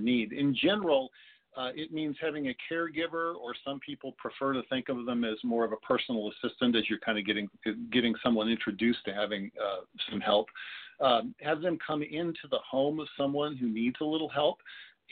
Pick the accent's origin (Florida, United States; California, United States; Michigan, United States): California, United States; Southern; I was raised locally here in Southern California